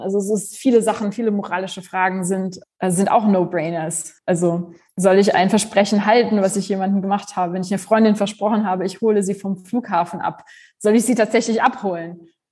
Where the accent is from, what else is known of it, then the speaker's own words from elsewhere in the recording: Germany; also born or lived in Poland; Ich bin gebürtige Polin, aber ich mhm. bin in Deutschland aufgewachsen.